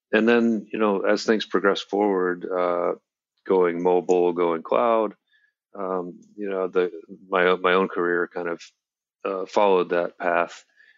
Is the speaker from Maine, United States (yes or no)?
yes; Maine, United States; also born or lived in Washington, D.C.; I grew up in Maine. I'm speaking to you here from Portland, Maine, where our company is based.